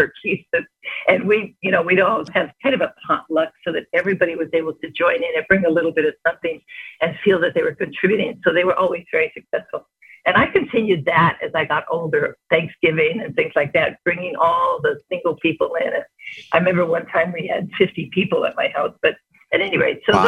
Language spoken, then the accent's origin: English; Chicago, Illinois, United States; moved away as an adult; I was born and raised in Chicago and came out here in 1963 when I was 18